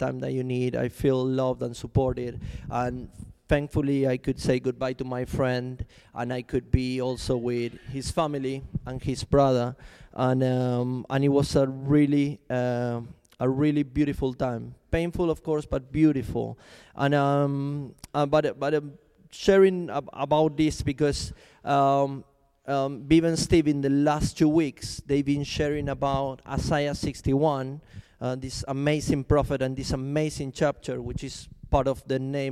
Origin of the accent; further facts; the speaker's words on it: Argentina; also born or lived in Chile; now in London, United Kingdom; I'm from Argentina, by the way, but I used to live in Chile before I came to London